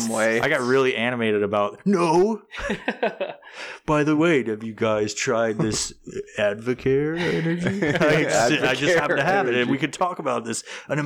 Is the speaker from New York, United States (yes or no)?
yes; New York, United States; I'm from New York originally, but I haven't been back in so many fucking years.